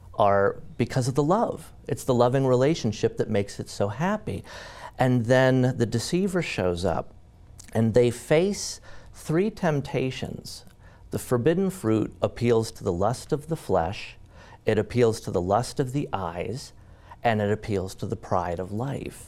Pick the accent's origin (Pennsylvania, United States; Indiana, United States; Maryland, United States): Pennsylvania, United States; Mount Pleasant; born or raised there